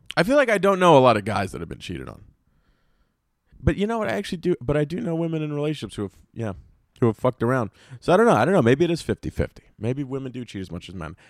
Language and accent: English; Apex, North Carolina, United States; I grew up in Apex, North Carolina.